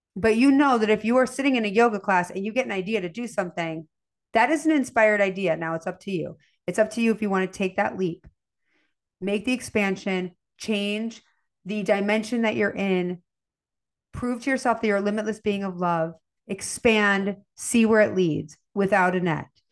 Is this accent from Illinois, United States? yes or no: yes; Chicago, Illinois, United States; I'm from Chicago. I grew up with, you know, a steak, a potato, and a vegetable